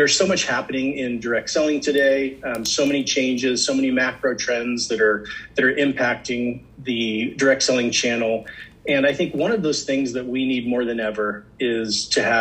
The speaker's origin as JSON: {"language": "English", "town": "Potomac", "region": "Maryland", "country": "United States", "tie": "born or raised there", "said": "I'm from Potomac, Maryland"}